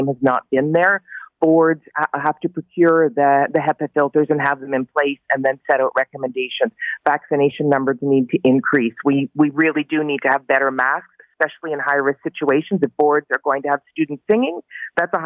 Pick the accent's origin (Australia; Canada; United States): Canada; Barrie, Ontario; I'm from Barrie, Simcoe County